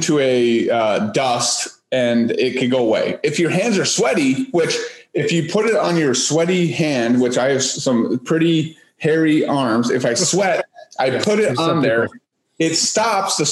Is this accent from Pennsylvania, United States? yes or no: no; California, United States; moved away; growing up in California